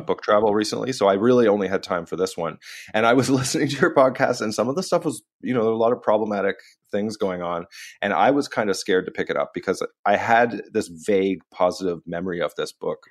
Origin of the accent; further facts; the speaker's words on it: Canada; I'm Canadian